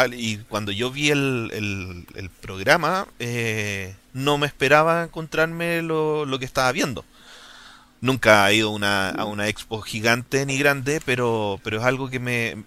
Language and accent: Spanish; Chile